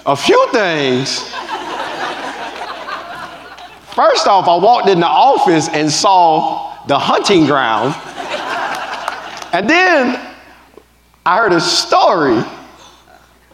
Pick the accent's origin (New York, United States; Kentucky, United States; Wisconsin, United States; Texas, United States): Texas, United States; Just a country boy from Texas.